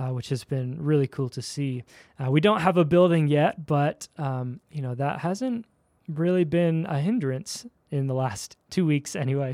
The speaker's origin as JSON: {"language": "English", "town": "Philadelphia", "region": "Pennsylvania", "country": "United States", "tie": "born or raised there", "also_born_or_lived": "Chicago / Dallas", "moved": "as an adult", "lives_now": "Daybreak, Utah, United States", "said": "I'm a Philly kid, uh, East Coast"}